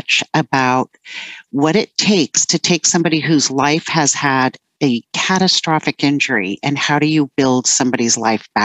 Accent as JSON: {"language": "English", "area": "East Bay, San Francisco Bay Area", "region": "California", "country": "United States", "tie": "born or raised there", "also_born_or_lived": "Burbank, California / New Jersey", "said": "we moved to New Jersey for 4 years when I was still pretty young. And then we landed in the East Bay of the San Francisco Bay Area, which is what I call home"}